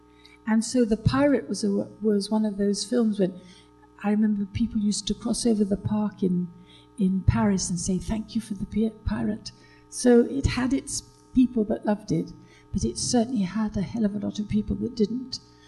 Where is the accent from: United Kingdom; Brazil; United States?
United Kingdom; now in France